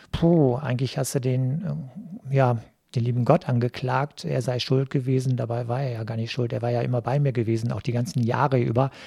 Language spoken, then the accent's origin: German; Cappenberg, North Rhine-Westphalia, Germany; moved away as an adult; now in Duisburg, Germany; die Gemeinde Kappenberg, wo ich groß geworden bin